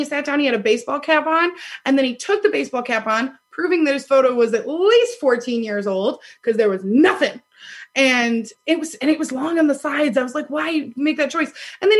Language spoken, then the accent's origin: English; Ohio, United States; born there; Like, Stacey's always like, Ohio doesn't suck. I was born in Ohio.